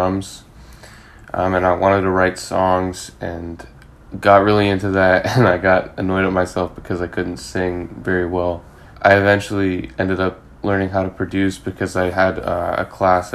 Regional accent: London, United Kingdom; moved away as an adult; also born or lived in California, United States / Seoul, South Korea / Australia; now in Boston, United States; I grew up in London for 14 years. So that's pretty much home for me.

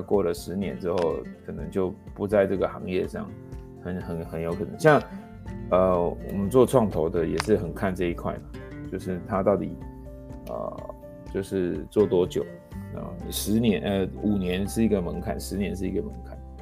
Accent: Taiwan; 像我就是独生子网从台湾长大

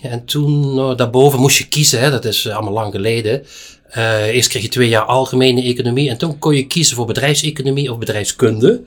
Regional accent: Geleen, Limburg, Netherlands; ik ben in Geleen geboren, helemaal in het zuiden

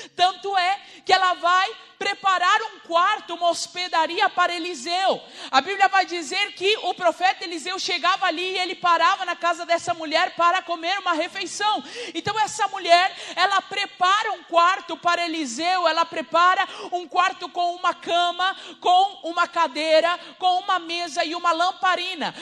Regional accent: Rivera, Uruguay; moved away; eu sou uruguaia, tá? Sou de Rivera

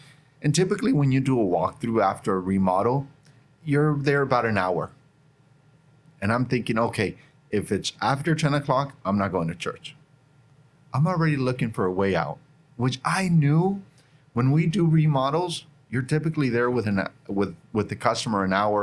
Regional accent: Northern Nevada, United States; moved away as an adult; also born or lived in Carson City, Nevada; now in Bakersfield, United States; I grew up in Northern Nevada, and I end up here

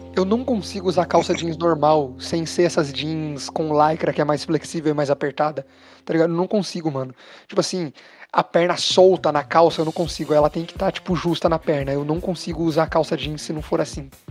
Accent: Brazil; somos brasileiros

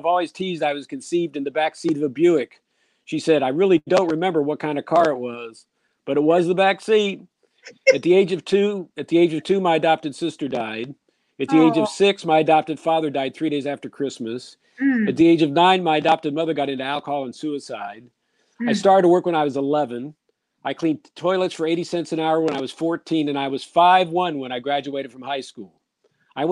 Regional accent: Columbus, Ohio, United States; I'm from Columbus, Ohio

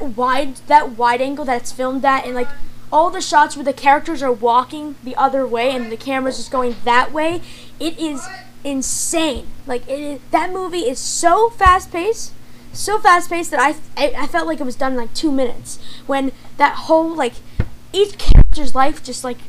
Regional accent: United States; I am American. And I think there's Italian in there somewhere

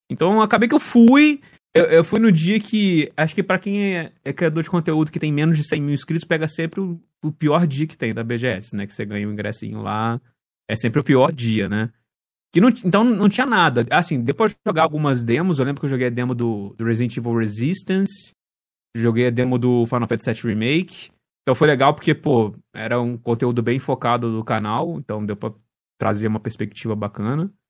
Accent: Juiz de Fora, Minas Gerais, Brazil; Cara, eu sou de Juiz de Fora, é uma cidade aqui no interior de Minas

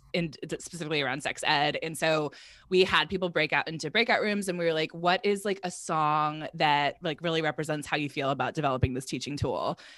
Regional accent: Virginia, United States; I grew up in Virginia, and so there's also, like, kind of the southern, um, like, side of things

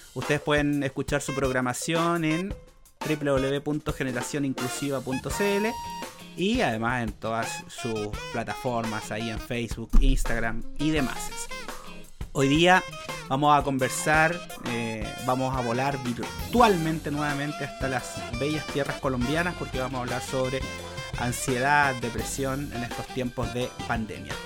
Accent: Chile; decimos aquí en Chile

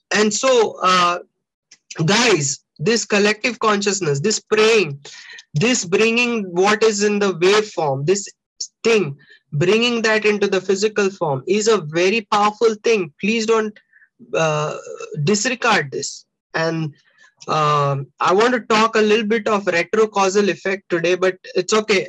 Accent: India; I'm an Indian.

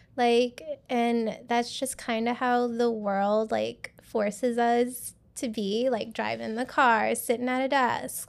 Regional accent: Louisiana, United States; now in Houston, United States; I'm from Louisiana

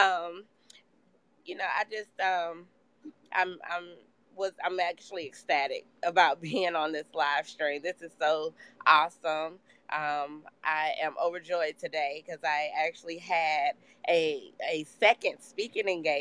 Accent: Columbus, Georgia, United States; I was born and raised here in Columbus, Georgia

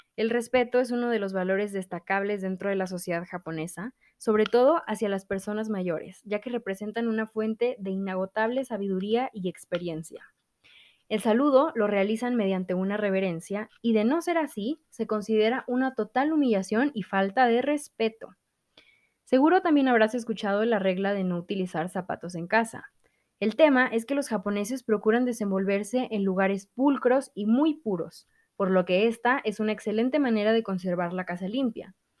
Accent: Mexico; aquí en México

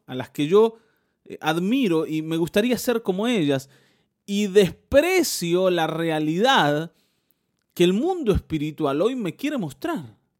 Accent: Mar del Plata, Buenos Aires Province, Argentina; yo nací en Mar del Plata

